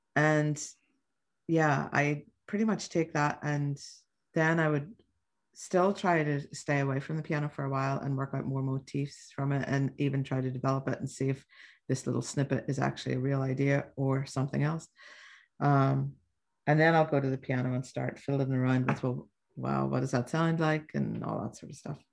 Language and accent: English; Belfast, Northern Ireland, United Kingdom; now in New York, United States; I was born in Belfast in Northern Ireland